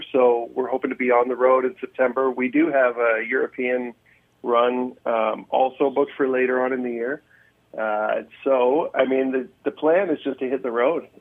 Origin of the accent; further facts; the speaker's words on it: just outside of Toronto, Ontario, Canada; also born or lived in Norwood, Ontario; I was born just outside of Toronto and then moved to Norwood for my first year of high school